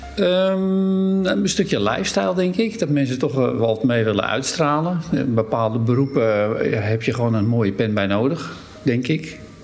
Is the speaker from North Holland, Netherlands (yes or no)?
yes; Hem, North Holland, Netherlands; Daar ben ik ook geboren in Hem